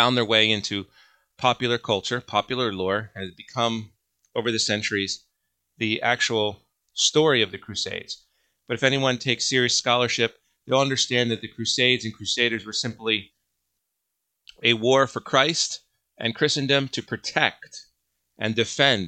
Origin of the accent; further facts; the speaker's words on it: United States; I am an American.